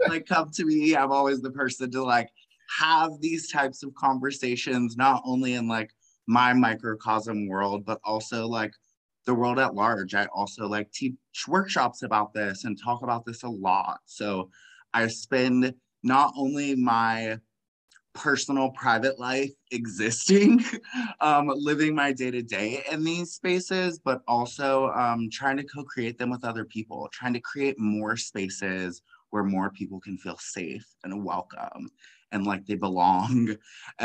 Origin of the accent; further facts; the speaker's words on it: Washington, District of Columbia, United States; now in Southern California, United States; I am originally from Washington, D.C. area. I currently live in Southern California.